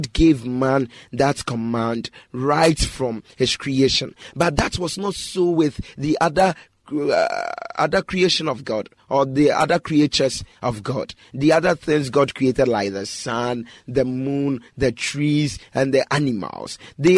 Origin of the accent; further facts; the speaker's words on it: Ghana; this part of the country whereby I'm living, I'm a Ghanaian